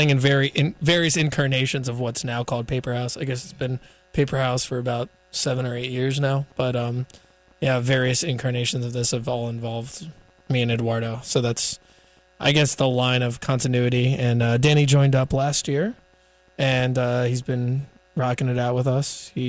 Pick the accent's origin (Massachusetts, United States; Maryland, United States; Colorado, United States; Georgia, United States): Maryland, United States; Rockville; We're all from Rockville, Potomac area, and Maryland. So we're all from Montgomery County, Maryland, originally, right outside D.C.